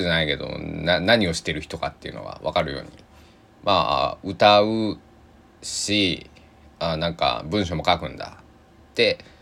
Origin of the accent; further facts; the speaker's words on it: Kochi, Japan; 地域に育てられた、えー、っていうね、ことをずっと言ってるんだけれども、えー、高知県佐木市っていう、佐木市の佐木地区のね、えー、大人たちに、えー、ご飯を食べさせてもらって